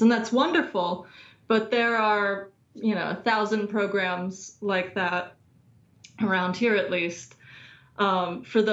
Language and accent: English; Virginia, United States; also born or lived in Washington, D.C.; I'm from Virginia in the United States. Grew up about an hour outside of D.C.